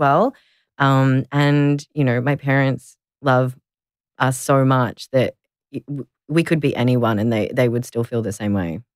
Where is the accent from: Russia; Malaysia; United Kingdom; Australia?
Australia; Melbourne, Victoria; I grew up here in Nam in Melbourne, and I've never really left